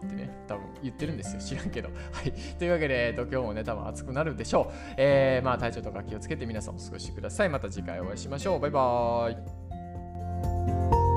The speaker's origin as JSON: {"language": "Japanese", "town": "Imabari", "region": "Ehime", "country": "Japan", "tie": "born or raised there", "moved": "yes", "said": "僕は瀬戸内海の島の、えー、今治市というところなんですけどもそこにある島出身なんですけど"}